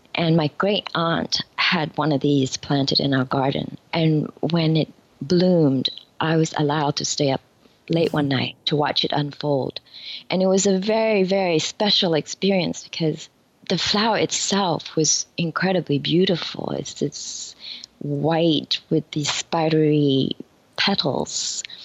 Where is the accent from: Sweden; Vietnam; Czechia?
Vietnam; now in New York, United States; When I was growing up in Vietnam, flowers were a big part of our life